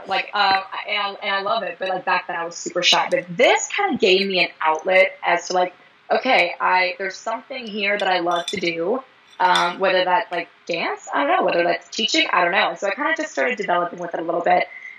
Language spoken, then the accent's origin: English; Fort Mill, South Carolina, United States; I'm actually kind of from the Charlotte area. I'm actually from Fort Mill, South Carolina.